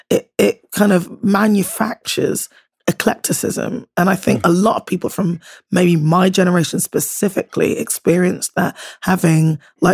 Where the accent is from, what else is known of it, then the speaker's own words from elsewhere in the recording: Bristol, South West England, United Kingdom; accent: Bristolian; moved away; So I went to like high school in Bristol, but I grew up, I suppose, kind of elementary school in a small town, still in the kind of postcode, but 12 miles outside of Bristol